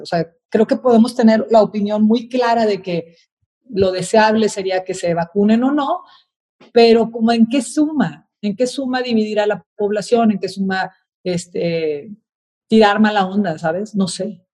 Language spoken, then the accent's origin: Spanish; Mexico; los mexicanos somos muy solidarios